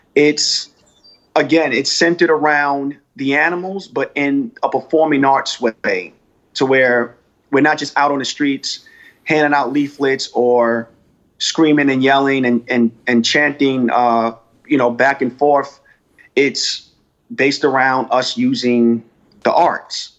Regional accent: United States; my experience as being African American in the United States.

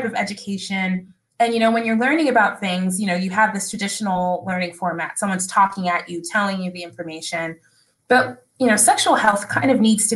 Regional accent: Dallas, Texas, United States; moved away as an adult; also born or lived in Boston / Chicago; I was born and raised in Dallas, Texas

